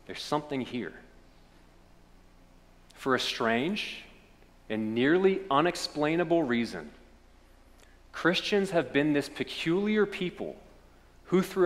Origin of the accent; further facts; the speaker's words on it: Lexington, Kentucky, United States; accent: Lexington; my Lexington accent